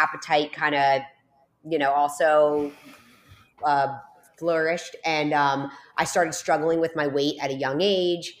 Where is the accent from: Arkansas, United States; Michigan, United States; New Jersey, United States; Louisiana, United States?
New Jersey, United States; now in South Florida, United States; I'm born and raised in New Jersey. I'm down here in South Florida right now, but I'm from New Jersey